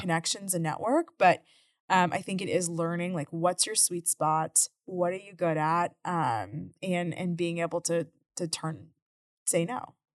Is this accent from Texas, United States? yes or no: yes; Houston, Texas, United States; living in Houston my whole life